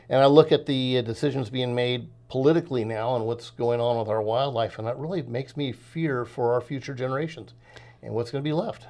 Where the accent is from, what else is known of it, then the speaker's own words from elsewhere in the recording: Los Angeles, California, United States; now in Southern Oregon, United States; I grew up in the San Fernando Valley of Southern California